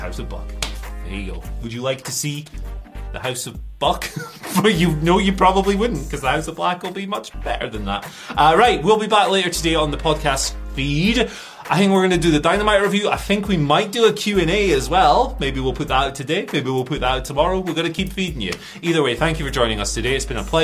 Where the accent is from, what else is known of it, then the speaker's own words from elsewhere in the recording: Aberdeen, Scotland, United Kingdom; I'm from Aberdeen.